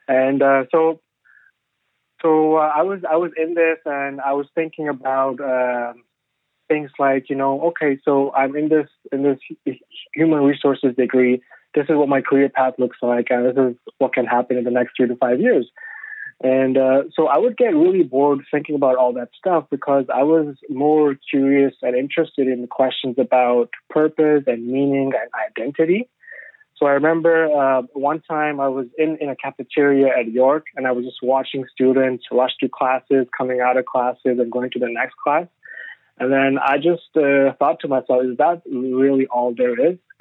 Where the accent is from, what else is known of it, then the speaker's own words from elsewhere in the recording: Pakistan; moved away as an adult; also born or lived in China; now in Canada; I was born in China. So we were in China for, I think, 3 years. And then we moved back to Pakistan